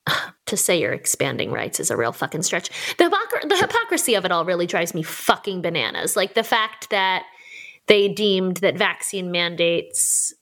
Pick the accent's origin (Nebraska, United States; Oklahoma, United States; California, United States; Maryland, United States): Maryland, United States; south of the Mason-Dixon; I did grow up south of the Mason-Dixon.